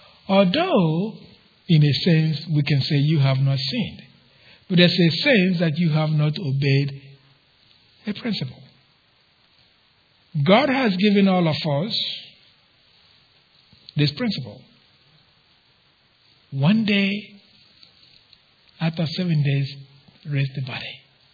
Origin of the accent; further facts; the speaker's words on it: Mississippi, United States; I said, "Yeah, but I'm from Mississippi." Anyway, so my point was, that's my root. That's where I began.